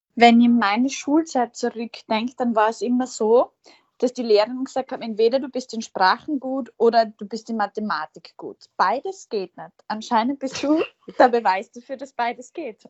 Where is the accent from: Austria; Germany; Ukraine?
Austria; Feldbach, Styria; wir beide in Feldbach geboren